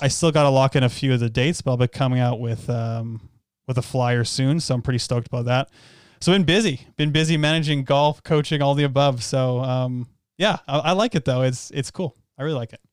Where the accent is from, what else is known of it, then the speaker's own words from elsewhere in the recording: Canada; we're from Canada